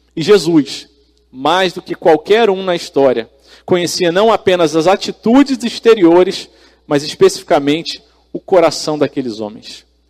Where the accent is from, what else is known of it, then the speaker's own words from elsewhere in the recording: Brazil; nós, como brasileiros